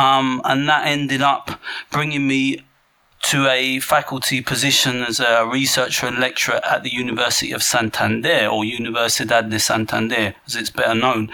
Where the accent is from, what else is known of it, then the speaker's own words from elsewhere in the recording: England, United Kingdom; being English